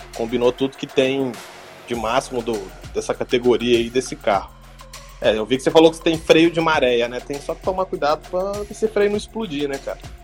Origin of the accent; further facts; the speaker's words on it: Belo Horizonte, Minas Gerais, Brazil; moved away; da minha cidade, lá, Belo Horizonte